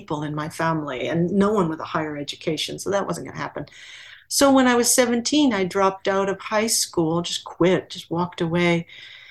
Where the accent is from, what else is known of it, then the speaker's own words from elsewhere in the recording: Anaheim, California, United States; I'm from Southern California, mm-hmm. Anaheim, California, to be precise